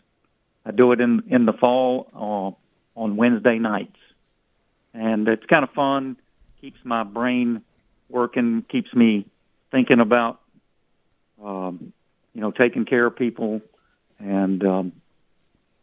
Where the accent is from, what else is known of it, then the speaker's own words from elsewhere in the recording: North Carolina, United States; Charlotte, North Carolina, my home state